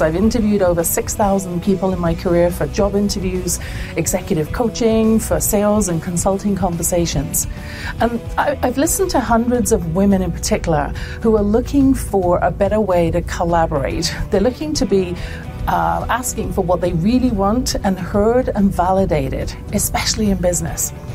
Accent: England, United Kingdom; born or raised there

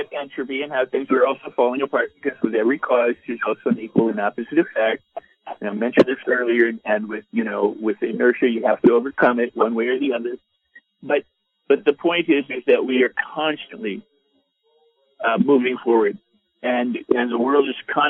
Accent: Los Angeles, California, United States; I'm from Hollywood

